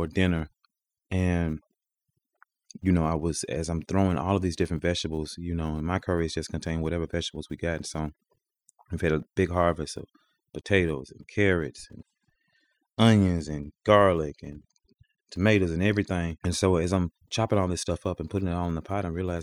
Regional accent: Mississippi Delta, United States; the Mississippi Delta, we didn't have any orange trees or grapefruit or anything like

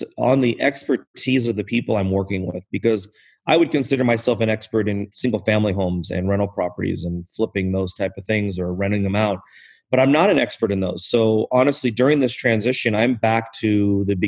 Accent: Southern California, United States; I grew up in Southern California

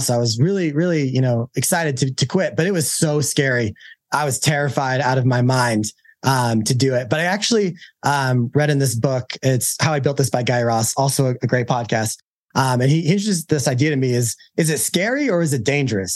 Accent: Utah, United States; I'm from Utah

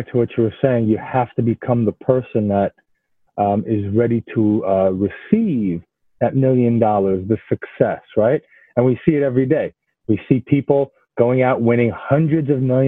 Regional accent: New York City, New York, United States; moved away as an adult; also born or lived in Israel; now in Florida, United States; living in New York City and growing up in New York City

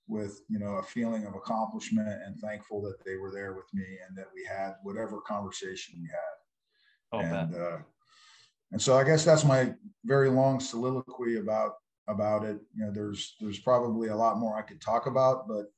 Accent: San Diego, California, United States; I grew up in San Diego area where there's a lot of Marines and Navy influence

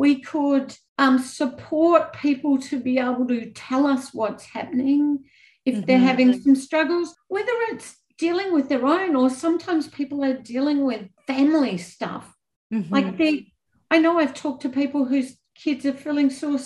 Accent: Australia; moved away as an adult; also born or lived in New Zealand; as an Australian

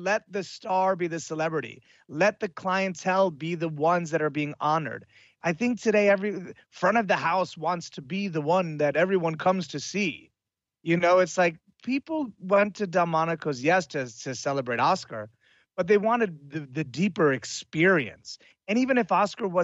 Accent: Italy; moved away; I grew up in Italy as well

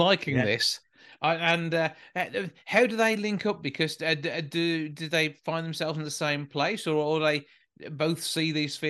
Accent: Short Heath, West Midlands, United Kingdom; I'm from Short Teeth

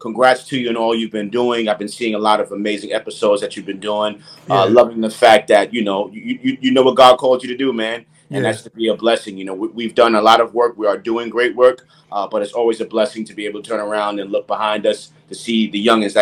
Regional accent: New York City, New York, United States; I grew up on 169th Washington Avenue, to be exact, the projects over there

